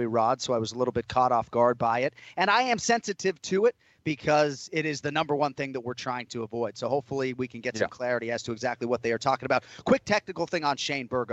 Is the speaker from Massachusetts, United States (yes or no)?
yes; Boston, Massachusetts, United States; I'm from Boston.